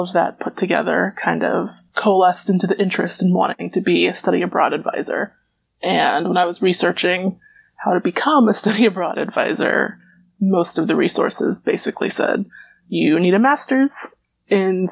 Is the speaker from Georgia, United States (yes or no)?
yes; near Atlanta, Georgia, United States; I grew up just near Atlanta